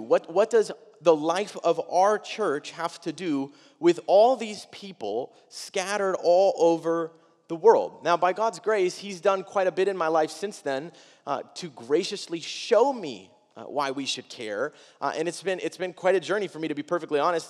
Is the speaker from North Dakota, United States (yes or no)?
no; Wisconsin, United States; I'm fourteen. I'm from Wisconsin.